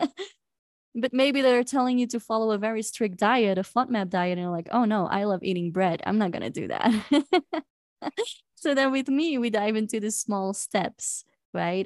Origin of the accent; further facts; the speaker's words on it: Belgium; moved away as an adult; now in Cusco, Peru; I am from Belgium